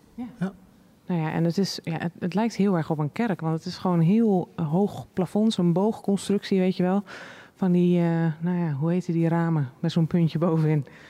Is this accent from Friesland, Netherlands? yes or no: yes; Friesland, Netherlands